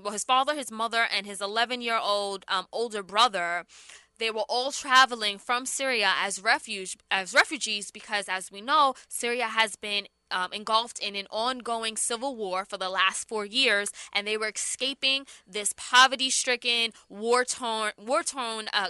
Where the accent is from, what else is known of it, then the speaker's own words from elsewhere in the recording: United States; we're American